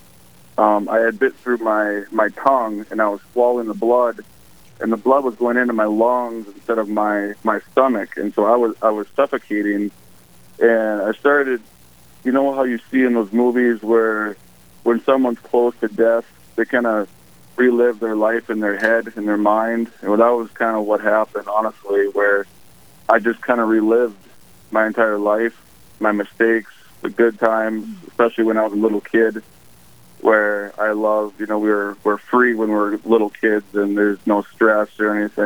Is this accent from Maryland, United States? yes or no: no; Park River, North Dakota, United States; my hometown of Park River, which is in North Dakota